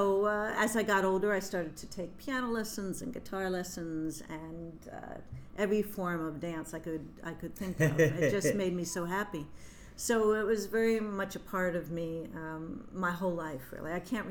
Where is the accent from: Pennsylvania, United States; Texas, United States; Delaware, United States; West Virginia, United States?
Delaware, United States; I'm originally from Delaware